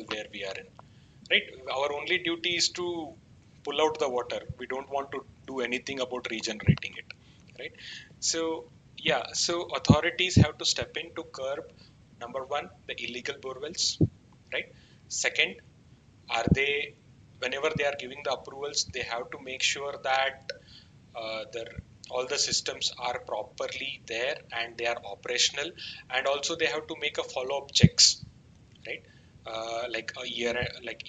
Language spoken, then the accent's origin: English; Uttara Kannada district, Karnataka, India; now in Bangalore, India; my hometown, which is like Uttar Kannada district